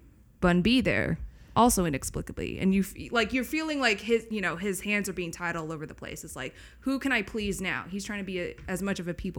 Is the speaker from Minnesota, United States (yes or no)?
no; Maryland, United States; I grew up in Maryland.